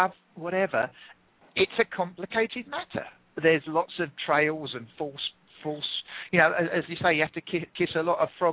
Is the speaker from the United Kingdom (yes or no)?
yes; England, United Kingdom; accent: English; I'm English.